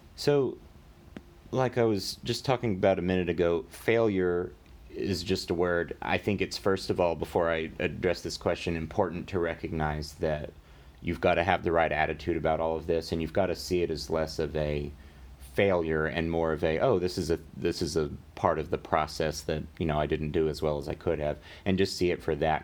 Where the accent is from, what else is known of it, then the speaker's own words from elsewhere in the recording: Amarillo, Texas, United States; also born or lived in Louisiana; now in Dallas, United States; born in Louisiana, but when we were f, or when I was four, we moved to Amarillo, and I grew up in Amarillo for pretty much all my life